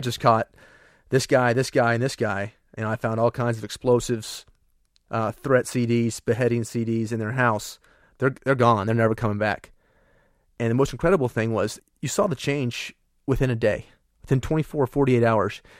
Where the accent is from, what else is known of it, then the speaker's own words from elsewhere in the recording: United States; I'm an American.